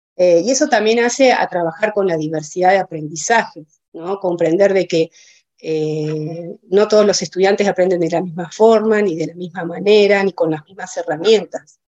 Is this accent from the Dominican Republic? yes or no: no; Villa La Angostura, Neuquén, Argentina; also born or lived in Cipolletti, Río Negro; yo soy nacida en Villa de Angostura, yo soy nacida acá en Villa, hice toda mi escolaridad en, acá en la localidad